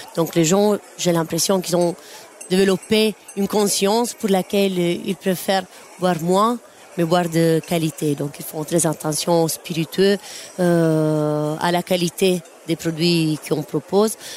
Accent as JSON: {"language": "French", "region": "Apulia", "country": "Italy", "moved": "yes", "lives_now": "Brussels, Belgium", "said": "On vient du sud d'Italie, de la région des Pouilles une belle région près de la mer"}